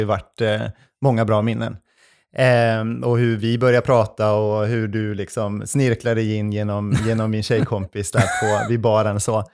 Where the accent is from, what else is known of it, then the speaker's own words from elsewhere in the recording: Arvidsjaur, Norrbotten County, Sweden; moved away as an adult; also born or lived in Umeå; now in Gothenburg, Sweden; jag kommer ju från Arvidsjaur